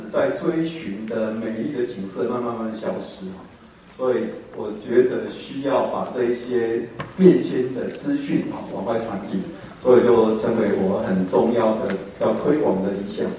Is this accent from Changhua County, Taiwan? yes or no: yes; Shengang, Changhua County, Taiwan; 我。是在彰化最西北角的深港出生长大，